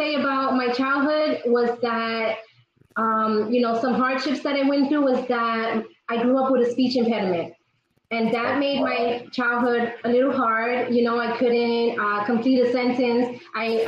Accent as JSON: {"language": "English", "town": "New York City", "region": "New York", "country": "United States", "tie": "born or raised there", "said": "I am from Queens, New York, born and raised in Queens"}